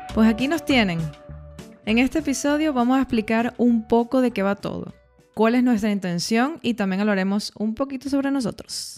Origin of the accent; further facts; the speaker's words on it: Caracas, Capital District, Venezuela; moved away as an adult; also born or lived in Dublin, Ireland / Granada, Spain / Schaffhausen, Switzerland; Yo soy de Caracas, Venezuela